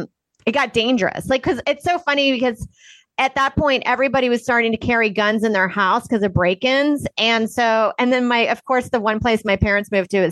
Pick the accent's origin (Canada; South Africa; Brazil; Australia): South Africa; And then I'm from South Africa. So we went back there to visit family in the 90s.